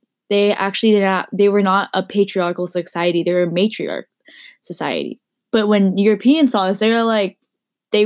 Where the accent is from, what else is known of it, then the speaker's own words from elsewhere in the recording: Pleasanton, California, United States; I grew up in Pleasanton, California